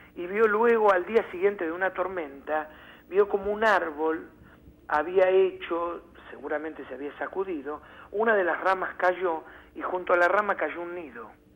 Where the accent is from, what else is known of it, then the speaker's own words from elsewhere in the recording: Argentina; como buenos argentinos